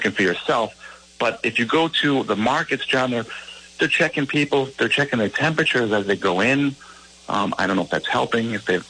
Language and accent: English; United States; That would be open for us, you know, because I'm American.